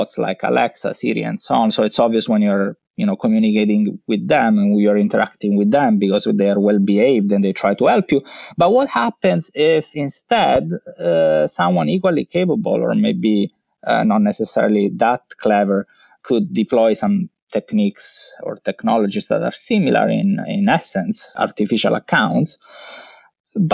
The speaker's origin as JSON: {"language": "English", "town": "Messina", "region": "Sicily", "country": "Italy", "tie": "born or raised there", "also_born_or_lived": "Vienna, Austria / London, United Kingdom", "moved": "as an adult", "said": "I grew up in Sicily. I studied in the university of my hometown. There was a nice group of computer scientists at the University of Messina"}